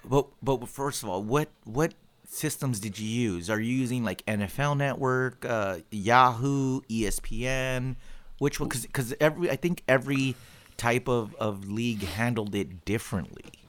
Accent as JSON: {"language": "English", "region": "California", "country": "United States", "said": "every Californian"}